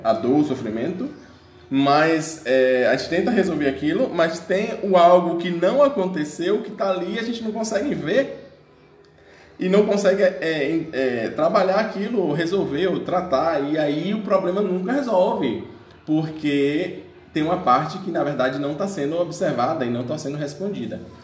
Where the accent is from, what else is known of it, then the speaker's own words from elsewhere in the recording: Bahia, Brazil; eu sou baiano, né, da Bahia